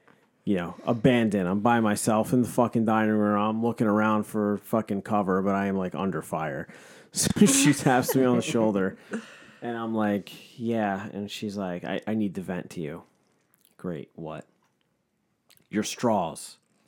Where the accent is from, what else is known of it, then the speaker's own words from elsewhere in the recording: New York, United States; I grew up in New York. I'm a New York Jew. I know what a good bagel is.